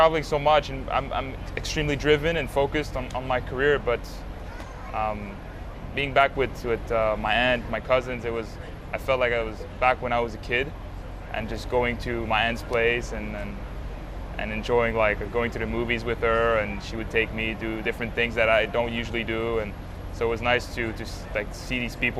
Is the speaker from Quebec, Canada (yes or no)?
yes; Montreal, Quebec, Canada; growing up in Montreal, Canada, I mean, first time I went outside of Montreal to play tennis was Toronto